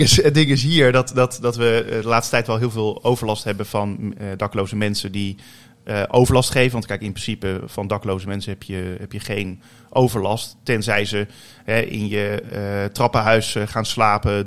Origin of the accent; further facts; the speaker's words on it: The Hague, South Holland, Netherlands; in de wijk eh, Leijenburg ben ik opgegroeid. En daar heb ik eh, tot aan mijn 21ste gewoond